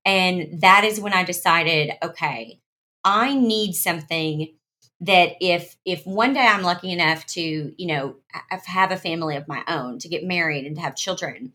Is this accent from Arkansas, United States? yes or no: yes; Arkansas, United States; I was born in Arkansas.